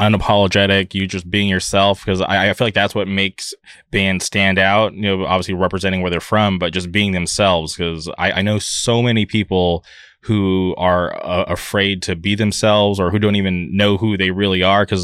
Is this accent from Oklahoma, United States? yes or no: no; Palm Springs, California, United States; now in Orange County, United States; I grew up in the Palm Springs area, but now I reside in Orange County